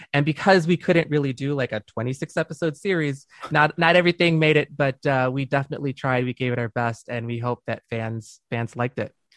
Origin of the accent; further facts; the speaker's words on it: Dearborn, Michigan, United States; moved away as an adult; also born or lived in Saint Clair Shores, Michigan; now in California, United States; I grew up, uh, in, in Dearborn